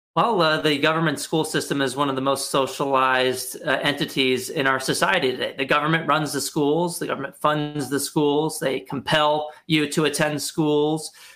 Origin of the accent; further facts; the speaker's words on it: Texas, United States; moved away as an adult; also born or lived in Arkansas; now in Washington D.C., United States; I grew up in Texas